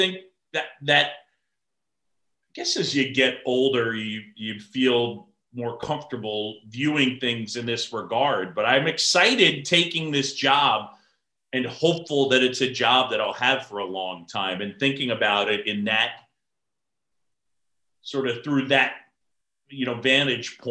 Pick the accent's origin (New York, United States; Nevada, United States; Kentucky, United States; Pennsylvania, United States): New York, United States; New York City; also born or lived in Philadelphia; I grew up in New York City. I'm a city kid